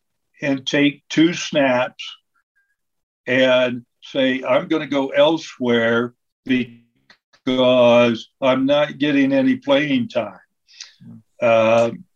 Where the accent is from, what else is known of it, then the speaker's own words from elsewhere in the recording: Lancaster, Ohio, United States; I came from Lancaster